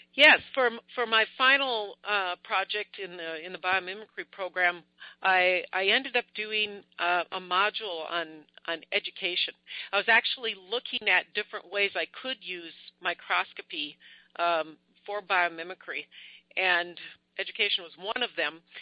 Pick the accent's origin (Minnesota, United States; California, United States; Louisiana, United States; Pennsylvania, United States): Minnesota, United States; Minneapolis; I'm from Minneapolis, Minnesota, USA